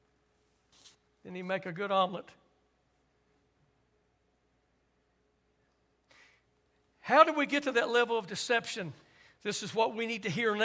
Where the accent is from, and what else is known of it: United States